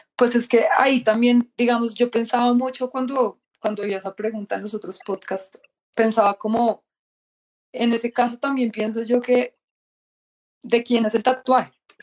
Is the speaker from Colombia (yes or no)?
yes; Colombia; moved away as an adult; now in Australia; yo soy de Colombia